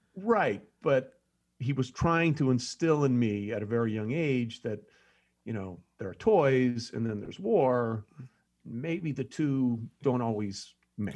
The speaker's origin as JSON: {"language": "English", "town": "Greenwich", "region": "Connecticut", "country": "United States", "tie": "born or raised there", "also_born_or_lived": "New York City / Los Angeles / Hong Kong", "said": "I grew up in a little town called Greenwich, Connecticut, which was right outside New York City"}